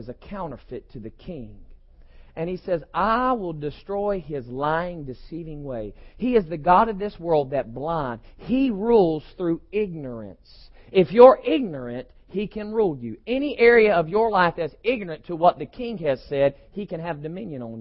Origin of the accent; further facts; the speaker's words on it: United States; I'm an American because I was born one